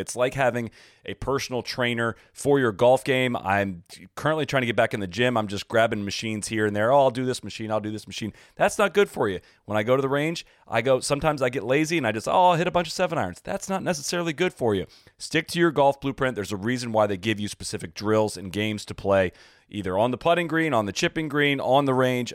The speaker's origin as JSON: {"language": "English", "country": "United States", "said": "an American fan"}